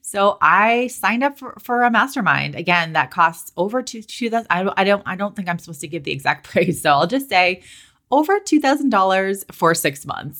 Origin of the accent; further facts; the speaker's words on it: Boston, Massachusetts, United States; moved away as an adult; also born or lived in California; I'm from Boston